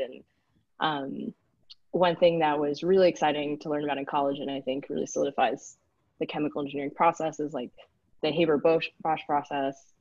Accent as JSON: {"language": "English", "town": "Houston", "region": "Texas", "country": "United States", "tie": "born or raised there", "also_born_or_lived": "Switzerland", "first_language": "English", "moved": "yes", "said": "I grew up in Texas, so uh, kind of in the suburban area around Houston"}